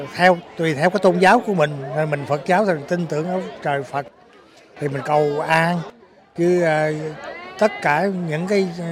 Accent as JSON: {"language": "Vietnamese", "country": "Vietnam", "moved": "as an adult", "lives_now": "Melbourne, Australia", "said": "cái quê hương của mình"}